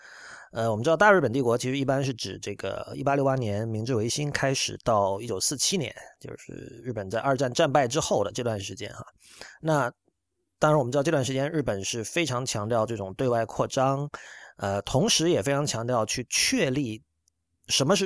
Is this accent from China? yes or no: yes; China; 我们要自己搞出一套自己的美学，属于我们中国人的美学。